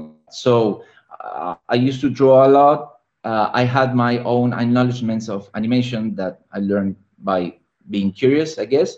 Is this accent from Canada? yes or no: no; Argentina; now in Barcelona, Spain; And I'm living in Barcelona. I'm from Argentina